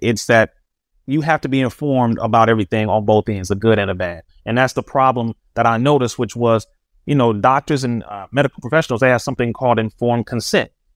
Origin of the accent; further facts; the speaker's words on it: Compton, California, United States; We were raised right here in Compton, California